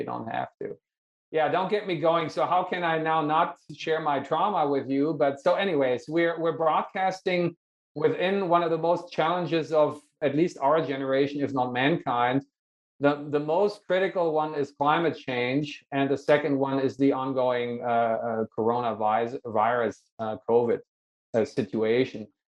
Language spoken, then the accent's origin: English; United States; only because I'm also American and I teach here, I was allowed to come back